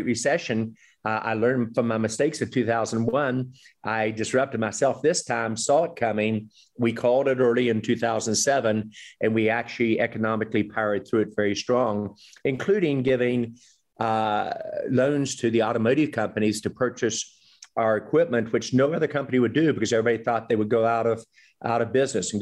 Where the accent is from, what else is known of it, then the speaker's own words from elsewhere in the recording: West Virginia, United States; moved away as an adult; also born or lived in Boston area; when I was growing up in West Virginia